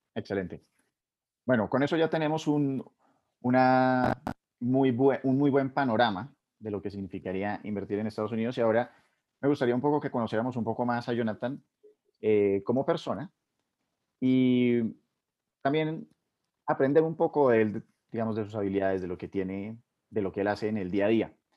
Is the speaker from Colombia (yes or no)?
yes; Colombia; uno como colombiano